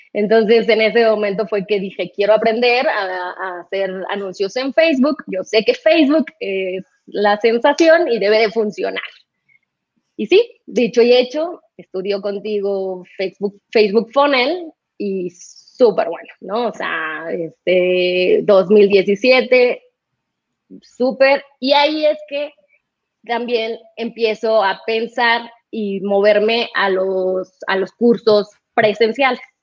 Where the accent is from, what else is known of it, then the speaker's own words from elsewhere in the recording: Mexico City, Mexico; also born or lived in Guadalajara; regresarme a México, nosotros somos del DF, los dos